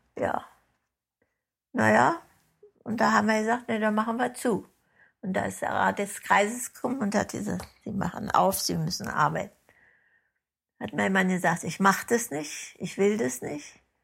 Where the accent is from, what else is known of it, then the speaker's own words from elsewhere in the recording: Germany; Ich bin Deutscher